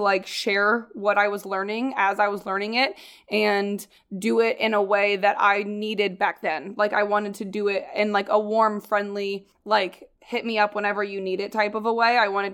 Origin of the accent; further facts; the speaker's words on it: Midwest, United States; moved away; I grew up in, like, in the Midwest